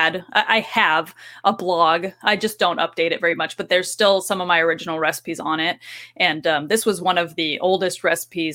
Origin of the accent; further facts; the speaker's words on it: Anaheim, California, United States; moved away as an adult; also born or lived in Arizona; now in Kansas City, United States; I grew up in Anaheim.